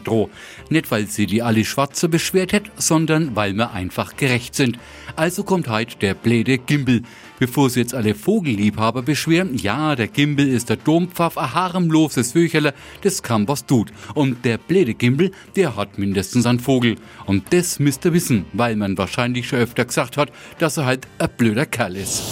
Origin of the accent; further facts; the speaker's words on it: Franconia, Bavaria, Germany; accent: Franconian; Aber unser Dialekt